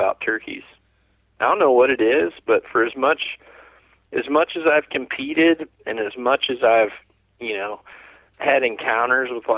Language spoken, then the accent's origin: English; Mississippi, United States; I'm from Mississippi, which I think is part of your birthright. I think if you don't shoot a turkey before you're 10 in the state of Mississippi